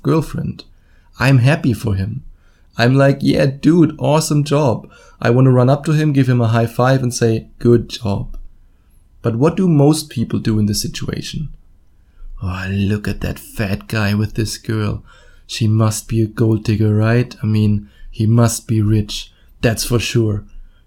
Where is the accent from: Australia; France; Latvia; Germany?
Germany; accent: German; English is a second language; my wonderful German accent?